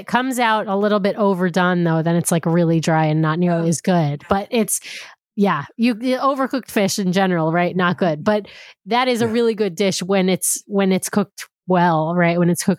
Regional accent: New York, United States; I grew up in New York

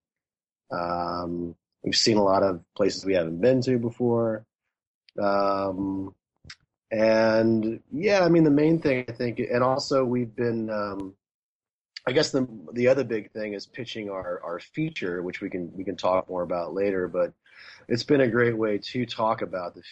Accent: Marion, Indiana, United States; moved away; Being from Indiana, it was kind of a homecoming. I grew up in Marion

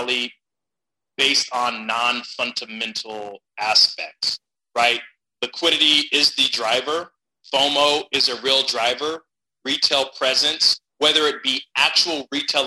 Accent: Stockton, California, United States; I'm a California kid. I'm from Stockton, California

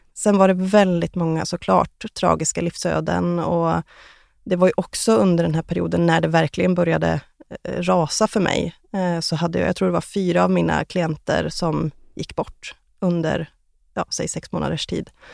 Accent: Västerås, Västmanland, Sweden; moved away as an adult; now in Trollhättan, Sweden; 2016 flyttade jag till Trollhättan från min hemstad Västerås

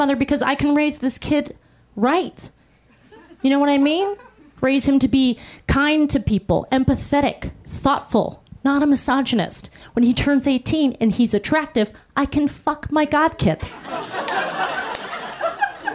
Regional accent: Pittsburgh, Pennsylvania, United States; I was born in Pittsburgh, Pennsylvania

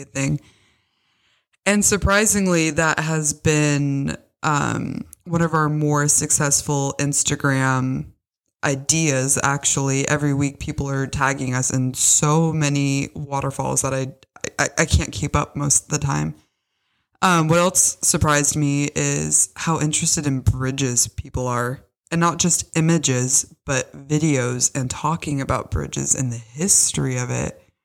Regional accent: Bellevue, Washington, United States; moved away as an adult; also born or lived in Tacoma, Washington; now in Austria; I was born in Washington, in Bellevue to be exact. And, you know, I went to high school in Tacoma

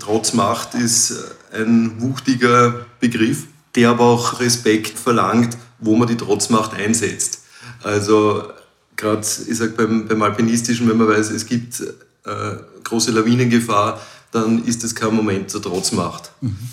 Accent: Krems an der Donau, Lower Austria, Austria; ich komme aus Krems an der Donau

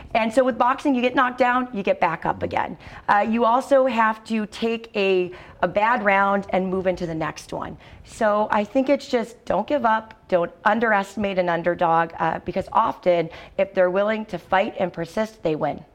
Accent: Massachusetts, United States; now in Rhode Island, United States; I was raised in Massachusetts during education reform

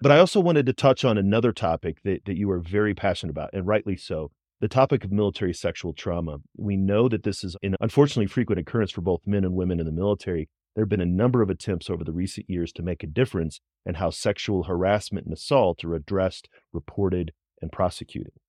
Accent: St. Louis, Missouri, United States; I grew up in Saint Louis

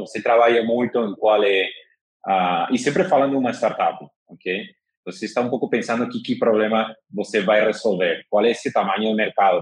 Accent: Madrid, Community of Madrid, Spain; Portuguese is a second language; moved away as an adult; now in São Paulo, Brazil; sou de Madrid, espanhol, de 43 anos, mas moro aqui em São Paulo já faz dois anos

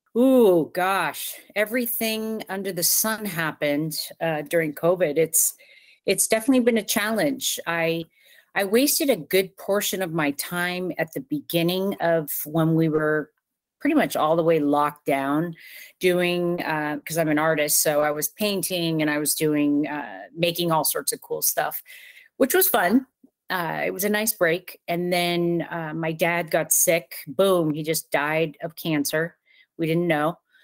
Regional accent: Southern California, United States; moved away as an adult; now in Ocala, Florida, United States; I lived in, in Southern California my entire life

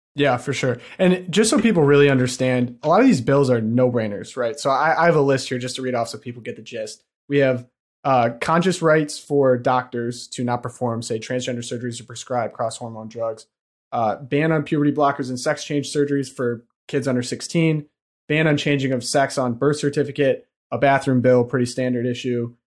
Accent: Detroit, Michigan, United States; also born or lived in Ave Maria, Florida; I grew up in the Detroit area

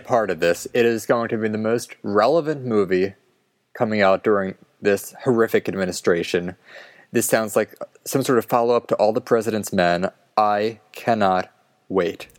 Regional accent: Philadelphia, Pennsylvania, United States; I'm from Philadelphia

